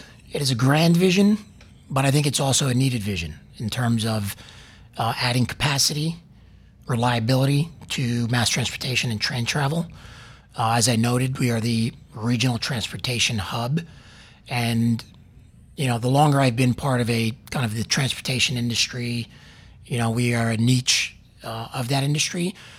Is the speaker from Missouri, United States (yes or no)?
no; New York, United States; I'm from New York. I'm losing the accent a little bit trying to assimilate down here